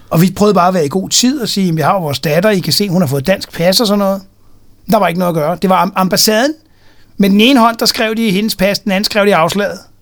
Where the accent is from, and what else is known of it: Denmark